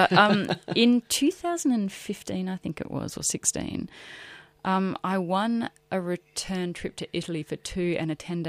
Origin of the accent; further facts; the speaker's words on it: Broken Hill, New South Wales, Australia; I'm from Broken Hill. I shouldn't be here.